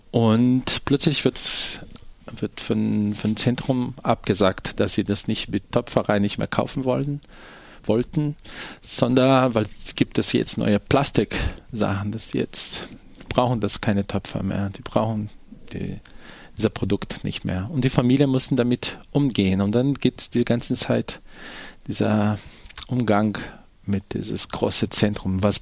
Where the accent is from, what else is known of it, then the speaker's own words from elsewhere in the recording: Brazil; German is a second language; moved away as an adult; also born or lived in Denmark; now in Germany; also ich bin Brasilianer und ich bin nach Deutschland gekommen. Erstmal war ich in einer Theatergruppe in Dänemark, wo ich viel auf Reise war.